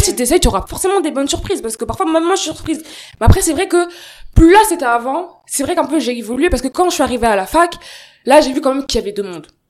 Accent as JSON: {"language": "French", "area": "Seine-Saint-Denis", "region": "Île-de-France", "country": "France", "said": "je viens du 93"}